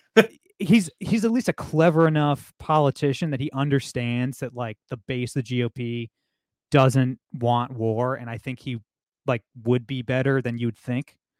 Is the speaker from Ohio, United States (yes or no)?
yes; Toledo, Ohio, United States; I'm from Toledo, Ohio